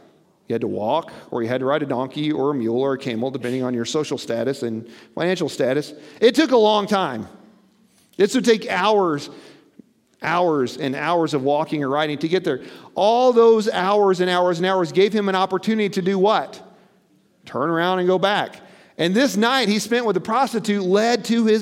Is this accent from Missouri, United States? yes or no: yes; Missouri, United States; I'm from Missouri. They call it the show me state because we're stubborn people as a whole.